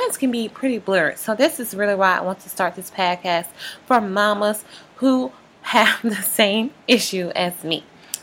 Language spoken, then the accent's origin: English; Louisiana, United States; I'm from Louisiana